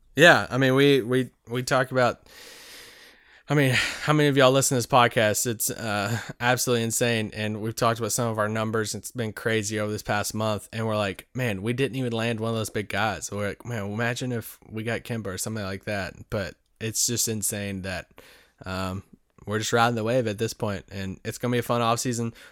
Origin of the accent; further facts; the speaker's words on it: Kentucky, United States; in Kentucky, kinda near my hometown